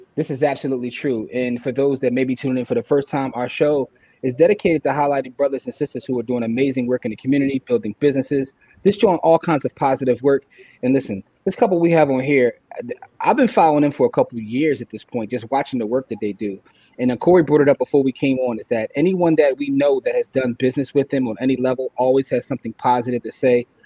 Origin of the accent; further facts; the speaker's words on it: Philadelphia, Pennsylvania, United States; We're from Philly.